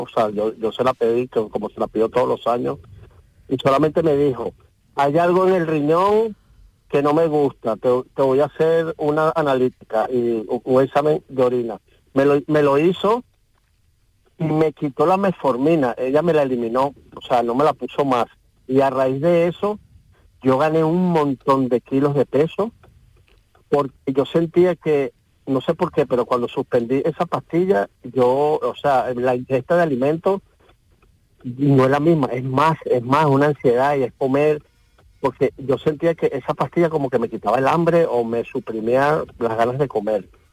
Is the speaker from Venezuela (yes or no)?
yes; Venezuela; moved away as an adult; now in Spain; yo soy venezolano y vine con unos medicamentos de Venezuela a España